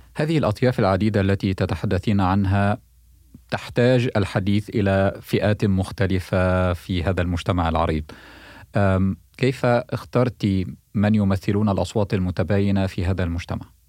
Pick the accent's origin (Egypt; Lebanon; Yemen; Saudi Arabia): Egypt; moved away as an adult; now in United States; وانا مصري وانتقلنا للحياه والعمل هنا